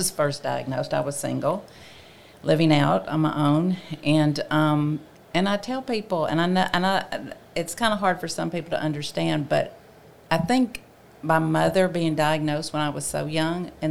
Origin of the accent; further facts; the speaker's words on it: the South, United States; growing up in the South, it wasn't easy